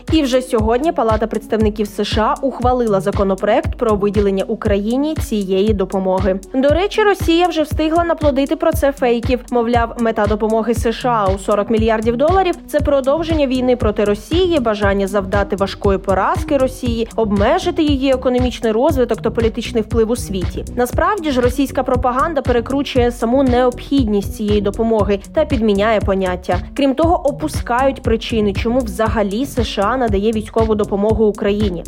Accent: Ukraine; Ми з України

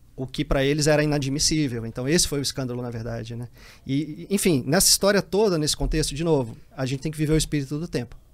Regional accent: Teresina, Piauí, Brazil; moved away as an adult; also born or lived in Jerumenha, Piauí; now in Brasília, Brazil; cresci, cresci em Teresina, né? Até os 23 anos

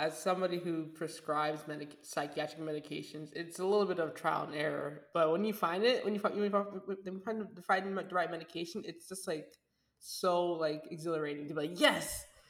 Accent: United States; my parents came to America, so I feel like I'm still like 1 foot in, but nah, I'm totally American.

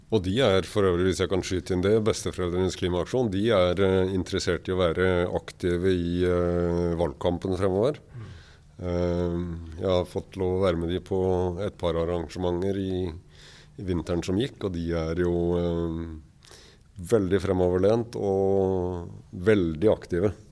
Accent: Kragerø, Telemark, Norway; da vi vokste opp i Kragerø

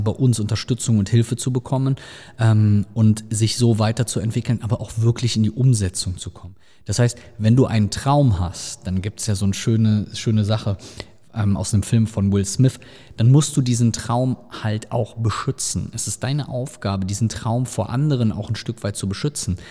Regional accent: Rhineland, Germany; bei uns im Rheinland

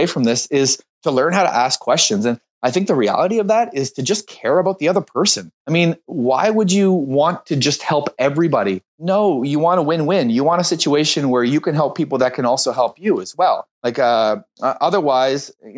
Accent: Moncton, New Brunswick, Canada; moved away as an adult; also born or lived in Ottawa; I was living in Ottawa at the time, but I'm from Moncton. I grew up here

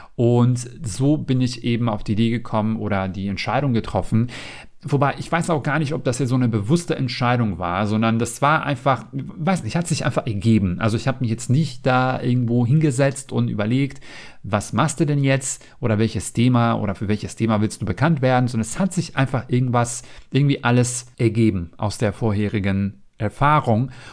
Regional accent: North Macedonia; German is a second language; moved away as an adult; now in Germany; ich bin jetzt nicht in Deutschland geboren und aufgewachsen, sondern ich komme ursprünglich aus Mazedonien

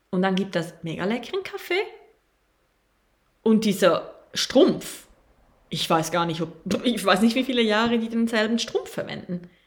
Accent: Costa Rica; Ich komme aus Costa Rica.

